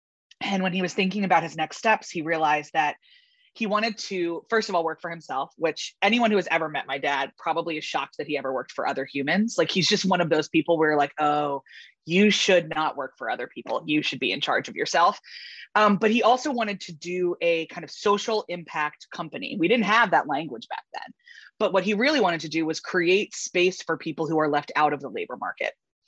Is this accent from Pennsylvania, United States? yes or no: yes; Philadelphia, Pennsylvania, United States; also born or lived in Baltimore, Maryland; I was born outside of Baltimore, actually, and then moved to suburban Philadelphia when I was 7 because my parents bought a company. And this was in the early 90s.